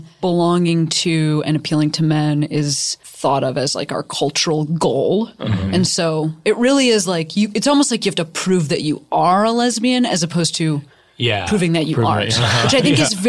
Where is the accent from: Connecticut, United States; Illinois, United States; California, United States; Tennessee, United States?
Illinois, United States; Chicago; moved away; Now I'm from Chicago, and my team growing up were the Cubs